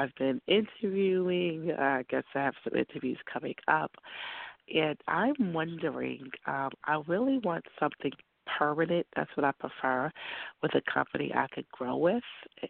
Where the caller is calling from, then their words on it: New York, United States; New York.